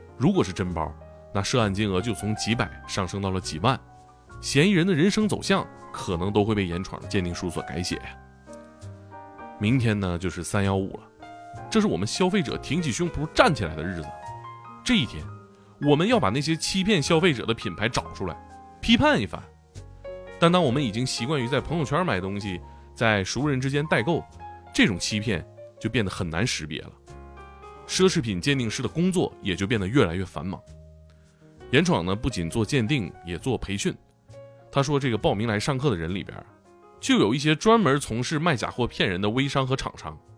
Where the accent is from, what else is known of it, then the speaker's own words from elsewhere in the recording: Tieling / Shenyang, Liaoning, China; moved away; 咱俩其实老家还挺近嗯，也挺近。对，铁岭的嗯，沈阳的